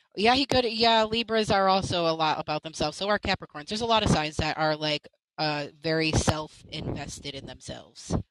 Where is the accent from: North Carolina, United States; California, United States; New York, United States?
New York, United States; Buffalo; I'm also from Buffalo